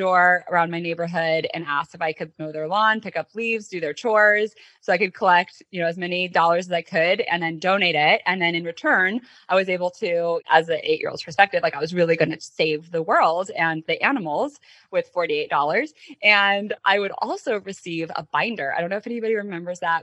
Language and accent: English; Colorado, United States; international studies major at University of Denver growing up in Colorado